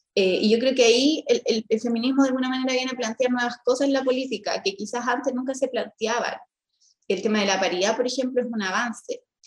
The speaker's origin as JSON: {"language": "Spanish", "town": "Rengo", "region": "O'Higgins", "country": "Chile", "also_born_or_lived": "Rosario, Chile", "said": "Yo soy de Rengo eh, y nací en Rosario, que es como una localidad muy chiquitita cerca de Rengo"}